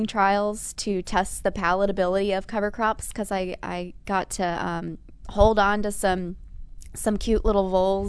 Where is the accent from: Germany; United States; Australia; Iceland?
United States; McDonough, Georgia; moved away as an adult; now in Indiana, United States; I'm from McDonough, Georgia, originally.